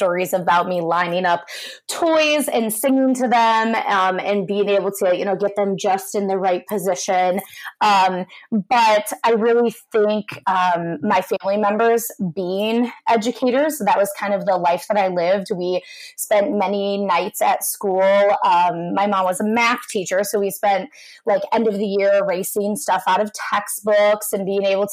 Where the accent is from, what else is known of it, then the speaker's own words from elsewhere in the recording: South Euclid, Ohio, United States; moved away as an adult; also born or lived in Westerville, Ohio; now in Waukesha, United States; I'm actually from South Euclid, Ohio, which is a suburb of Cleveland.